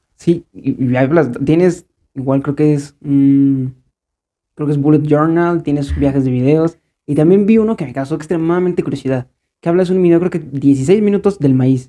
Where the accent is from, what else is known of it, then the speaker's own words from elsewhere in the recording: Mexico; como buen mexicano